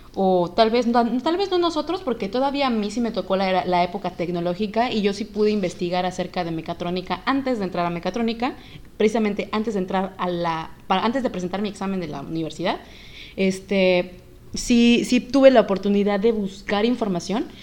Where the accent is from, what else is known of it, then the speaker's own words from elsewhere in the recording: Yucatán, Mexico; yo soy yucateca